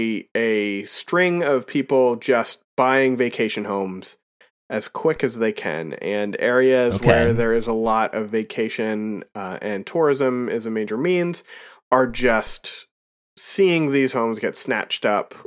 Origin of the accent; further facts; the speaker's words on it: Pennsylvania, United States; accent: Pennsylvania; now in Vermont, United States; I myself am not a native Vermonter. I don't know mm-hmm. if you can tell that by my ridiculous Pennsylvania accent.